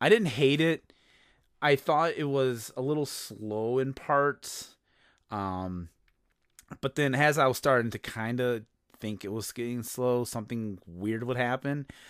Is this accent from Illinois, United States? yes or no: yes; Chicago, Illinois, United States; I'm from Chicago